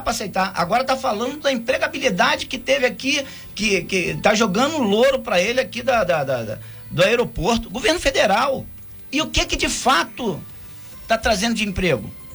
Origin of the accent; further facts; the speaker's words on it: Rio de Janeiro, Brazil; now in Angra dos Reis, Brazil; Eu sou do Rio de Janeiro, vim morar em Angra em 84